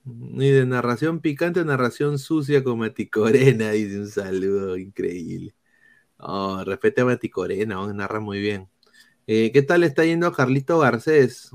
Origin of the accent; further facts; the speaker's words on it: Peru; todos somos peruanos